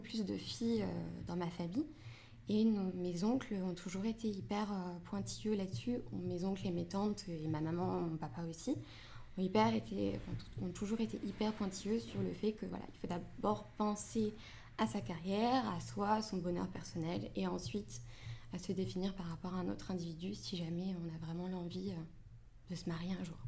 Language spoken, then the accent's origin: French; France; je suis franco-marocaine. Donc euh, je suis née en France, mais mes parents sont tous les deux marocains